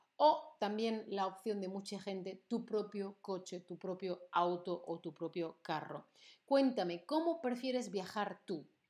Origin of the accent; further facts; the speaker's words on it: Seville, Andalusia, Spain; moved away; fue a mi ciudad de origen, no fue nada especial, no fue nada original, no fui a Tombuctú ni a Honolulu, no, no, no, fui a Sevilla